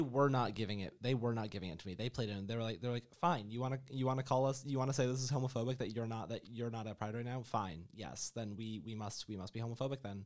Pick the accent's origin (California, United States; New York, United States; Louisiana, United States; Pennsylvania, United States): New York, United States; moved away as an adult; also born or lived in central Florida; now in Orlando, United States; I'm from New York, which is possibly the bluest state that exists, and I'm not even from a blue part of New York